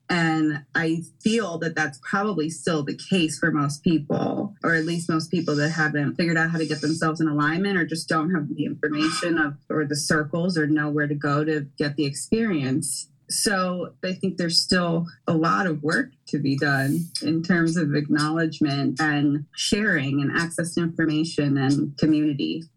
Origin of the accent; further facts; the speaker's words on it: Philadelphia, Pennsylvania, United States; I am a Philadelphia native, born and raised in the Germantown Northwest section of Philadelphia